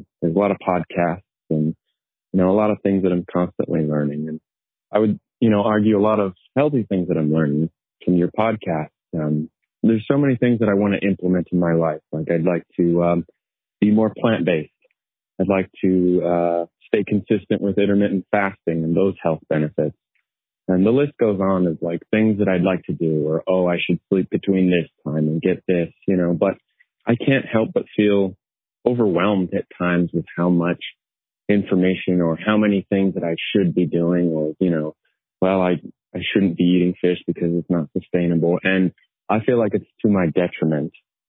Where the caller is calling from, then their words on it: Orem, Utah, United States; I'm calling from Orem, Utah.